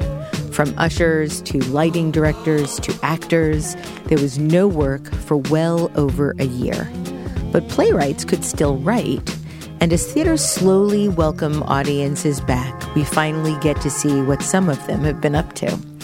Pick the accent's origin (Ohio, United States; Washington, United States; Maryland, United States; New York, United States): New York, United States; New York City; I spent many years of my childhood in Howard Beach, Queens